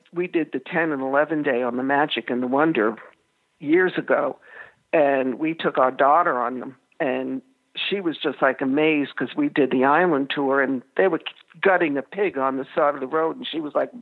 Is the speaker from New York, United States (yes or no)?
yes; New York, United States; moved away; I'm from New York